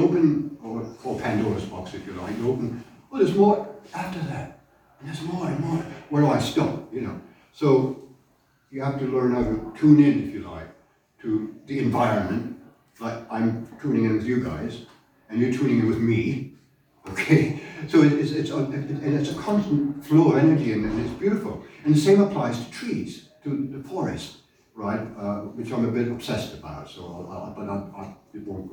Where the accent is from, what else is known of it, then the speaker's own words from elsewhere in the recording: Germany; moved away; I grew up in Germany, post-war Germany